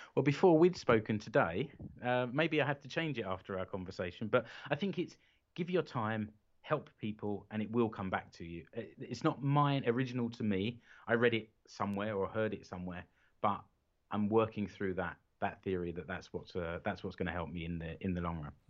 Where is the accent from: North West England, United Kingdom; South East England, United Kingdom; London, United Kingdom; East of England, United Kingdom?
London, United Kingdom; now in Seinäjoki, Finland; I'm a Brit, I'm from London originally. I'm now living in Finland